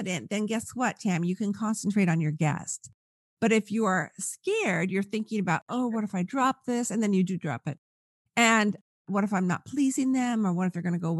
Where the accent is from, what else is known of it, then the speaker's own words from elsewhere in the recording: California, United States; I'm from California